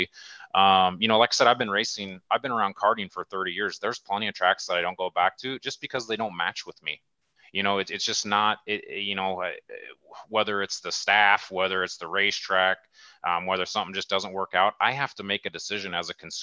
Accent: Omaha, Nebraska, United States; I grew up in Omaha

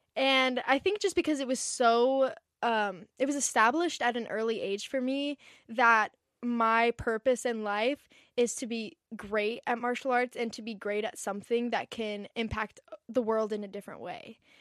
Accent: Encinitas, California, United States; I grew up in Encinitas, which is, like, a small little beach town

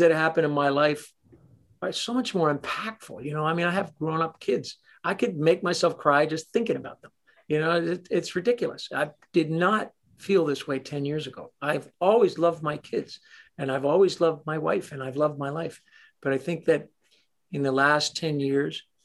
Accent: Toronto, Ontario, Canada; I'm a Canadian kid from Toronto

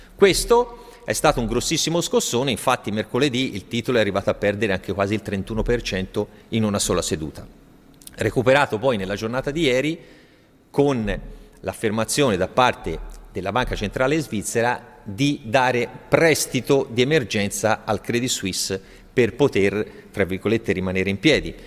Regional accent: Italy; siamo cresciuti in Italia

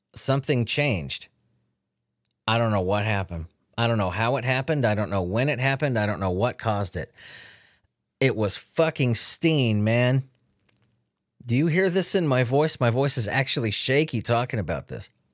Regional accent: Chula Vista, California, United States; Chula Vista, where I grew up

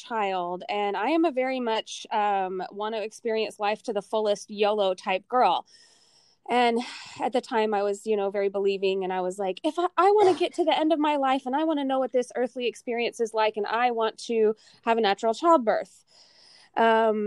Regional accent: the South, United States; I'm from the South originally. My family is from the South

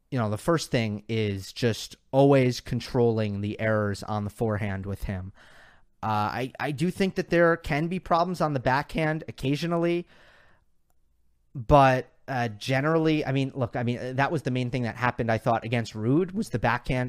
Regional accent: New York, United States; I'm a New Yorker

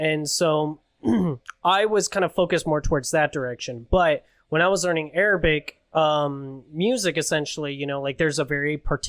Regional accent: Reno, Nevada, United States; moved away as an adult; now in Las Vegas, United States; I'm originally up from upstate in Reno, Nevada.

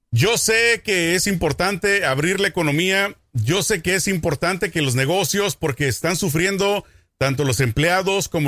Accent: Mexico; siendo mexicano, aunque no sea de Tijuana

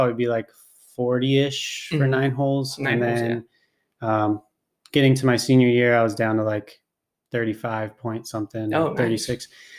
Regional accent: Long Beach, California, United States; also born or lived in Los Angeles / Signal Hill; I grew up in Southern California in Long Beach. It's just south of LA. Basically my whole life. I was born in Los Angeles, and then we lived in Signal Hill. I didn't play golf then, but we moved to Long Beach, and I was there from basically 5 years old till I basically went to college.

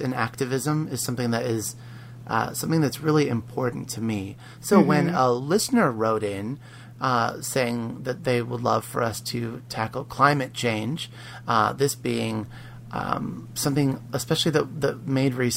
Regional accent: Pennsylvania, United States; growing up in Pennsylvania

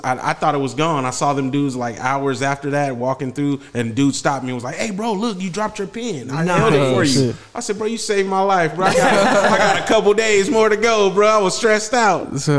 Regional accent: Richmond, California, United States; I'm from the Bay. He goes, Richmond. I said, man, I'm from Richmond.

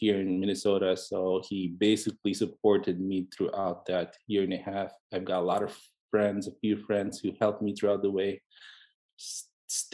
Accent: Philippines; moved away as an adult; now in United States; basically I grew up in the Philippines. I was born and raised there throughout from birth to medical school

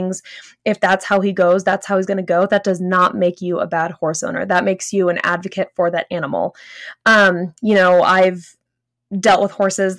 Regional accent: Los Angeles, California, United States; now in Northern Colorado, United States; Growing up in Southern California, Northern LA area

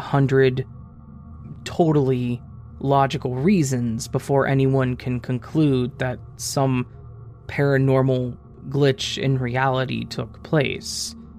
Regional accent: Delhi, India; I did my undergraduate from Tamil Nadu in India. I'm originally from Delhi, so I was staying in a hostel.

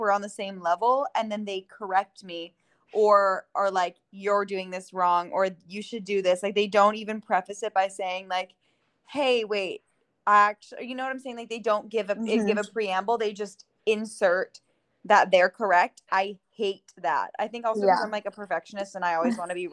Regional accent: New York, United States; we grew up in New York

